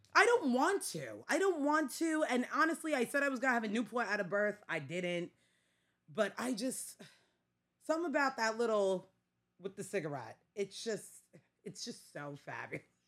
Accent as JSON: {"language": "English", "town": "New York City", "region": "New York", "country": "United States", "accent": "Staten Island", "said": "I'm very much Staten Island"}